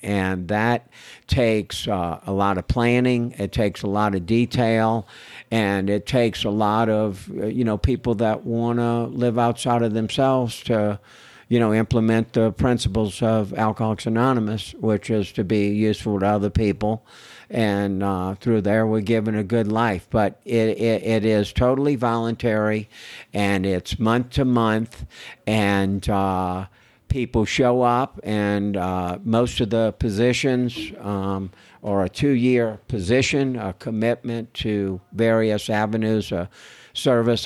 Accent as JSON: {"language": "English", "town": "New Orleans", "region": "Louisiana", "country": "United States", "tie": "born or raised there", "moved": "yes", "lives_now": "Austin, United States", "said": "I was born and raised in New Orleans, Louisiana"}